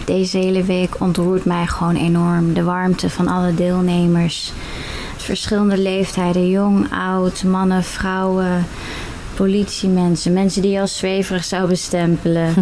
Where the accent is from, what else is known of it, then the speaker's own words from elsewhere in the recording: Netherlands; Ik kom uit Bumren, 32 jaar.